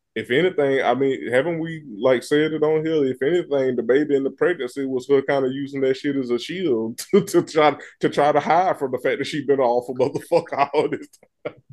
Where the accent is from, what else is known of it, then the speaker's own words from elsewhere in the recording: the South, United States; I'm from the country, and I'm from the South